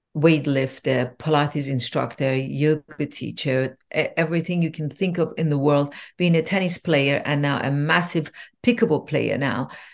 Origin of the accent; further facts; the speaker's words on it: Iran; I was born in Iran